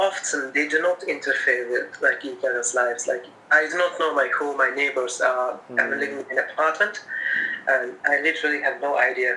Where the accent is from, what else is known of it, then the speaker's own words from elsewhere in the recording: Jammu and Kashmir, India; now in Japan; I was born in Japan. And I was living in Japan till third class of my elementary school. And after that, my parents decided that it was better for me to go live in Kashmir, the northern part of India.